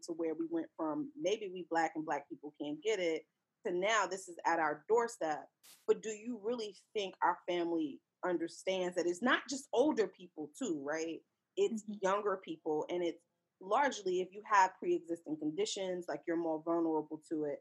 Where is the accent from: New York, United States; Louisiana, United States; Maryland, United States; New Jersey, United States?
New York, United States; New York City; moved away; My hometown, New York City